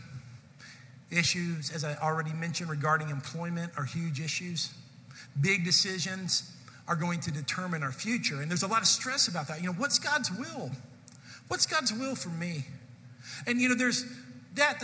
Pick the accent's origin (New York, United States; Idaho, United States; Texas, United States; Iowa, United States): Texas, United States; Irving; I was from Irving